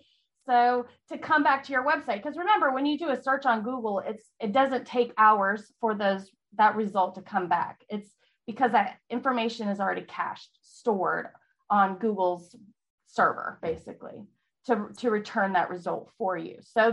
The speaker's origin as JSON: {"language": "English", "region": "California", "country": "United States", "also_born_or_lived": "Virginia", "lives_now": "Texas, United States", "said": "Well, I live in Texas. I'm not from here. I'm from California, then Virginia. So military kid. Live in Texas for about 8 years with my husband."}